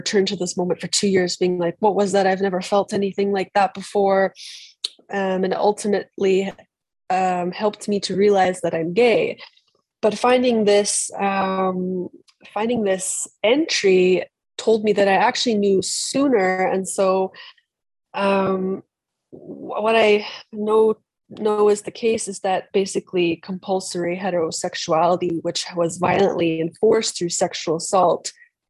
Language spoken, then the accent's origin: English; British Columbia, Canada; moved away as an adult; now in Berlin, Germany; originally from British Columbia, as I said, on the west coast of Canada, where I am right now